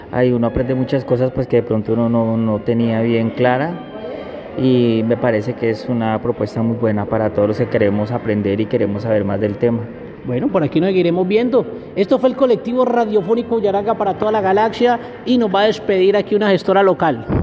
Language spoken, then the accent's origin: Spanish; Florida, Valle del Cauca, Colombia; estoy recién llegado aquí a Florida, soy de acá de Florida y he trabajado todo el tiempo ahí en Bogotá.